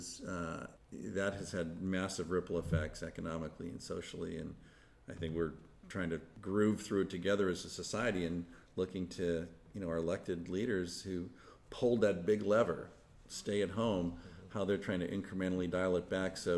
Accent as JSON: {"language": "English", "town": "Palo Alto", "region": "California", "country": "United States", "tie": "born or raised there", "also_born_or_lived": "Wisconsin / Thailand", "said": "we rented a little house in Palo Alto, which at the time was a small, sleepy college town. So when my dad was killed, we ended up staying in Palo Alto. So that's where I grew up"}